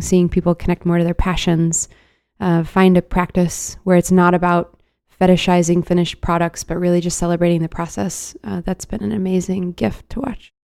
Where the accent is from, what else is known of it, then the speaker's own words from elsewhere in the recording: Dallas, Texas, United States; I'm from Dallas, and, like, being in Texas